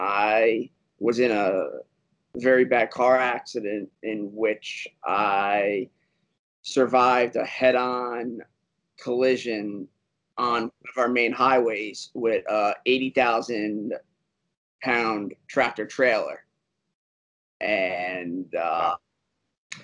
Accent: Westchester County, New York, United States; Born, raised in New York, from a county called Westchester

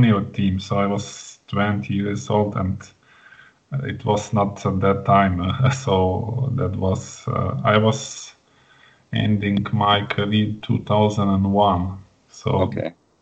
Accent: Slovenia; I'm from Slovenia.

